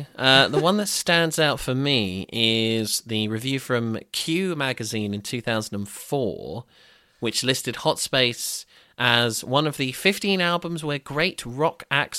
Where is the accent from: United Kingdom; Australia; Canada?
United Kingdom; Brighton, South East England; Growing up in Brighton in the mid-aughts, what a time.